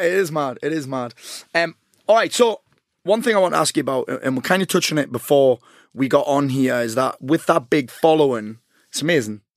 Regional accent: South Shields, North East England, United Kingdom; I'm from South Shields

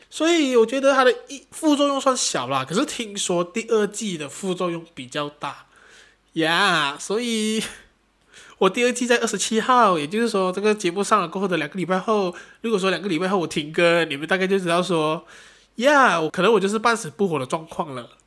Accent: Malaysia; 不，我还是马来西亚人

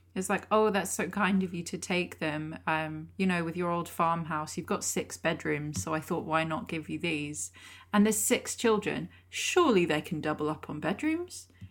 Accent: Lake District, North West England, United Kingdom; I'm from the Lake District

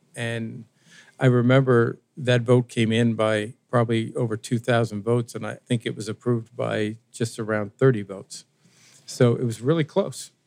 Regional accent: Washington, District of Columbia, United States; I grew up in Washington D.C.

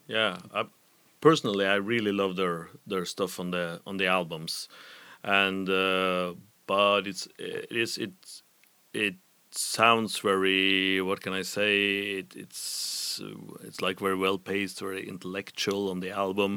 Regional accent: Trondheim, Trøndelag, Norway; from my hometown of Trondheim

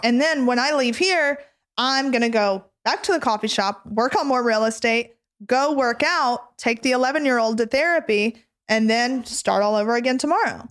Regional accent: the South, United States; I grew up in the South

